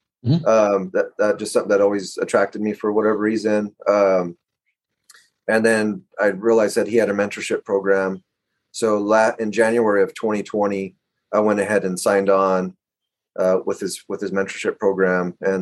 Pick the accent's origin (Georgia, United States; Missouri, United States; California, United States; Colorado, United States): California, United States; Fresno; I am from the Central Valley in California, in, near Fresno.